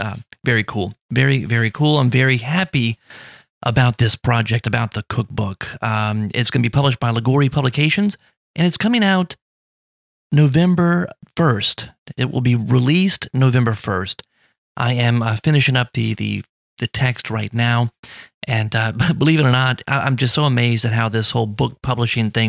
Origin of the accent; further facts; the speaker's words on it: South Louisiana, United States; I'm right outside of New Orleans, so I grew up in South Louisiana